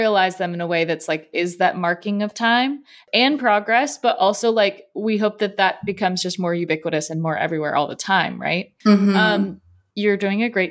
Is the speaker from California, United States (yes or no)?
yes; Southern California, United States; moved away; also born or lived in Wisconsin; I'm from Southern California